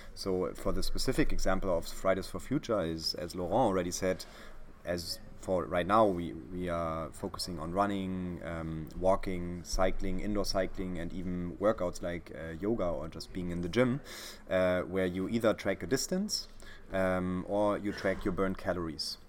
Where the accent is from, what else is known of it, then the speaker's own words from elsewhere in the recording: Berlin, Germany; i'm from berlin